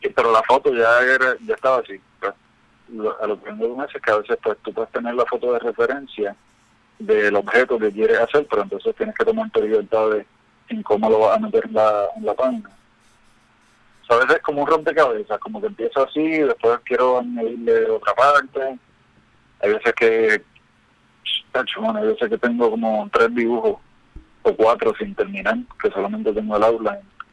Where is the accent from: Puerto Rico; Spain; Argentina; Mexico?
Puerto Rico; Ponce; now in Miami, United States; yo soy de Ponce